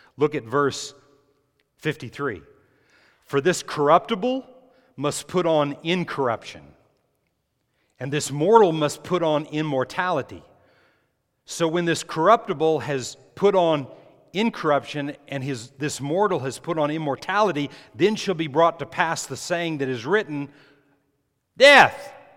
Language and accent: English; New Mexico, United States; when I was growing up in New Mexico